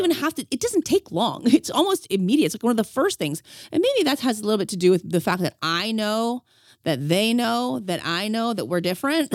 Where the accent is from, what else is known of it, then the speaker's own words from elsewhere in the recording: Los Angeles, California, United States; I'm a woman and I'm from Los Angeles